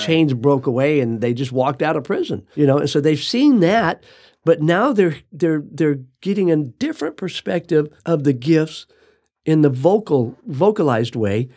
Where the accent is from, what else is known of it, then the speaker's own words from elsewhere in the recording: United States; I'm an American.